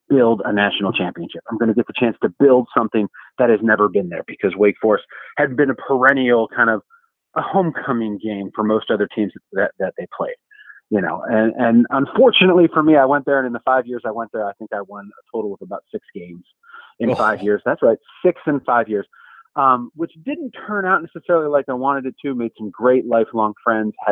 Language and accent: English; Cleveland, Ohio, United States; I grew up in Cleveland, Ohio as a three-sport star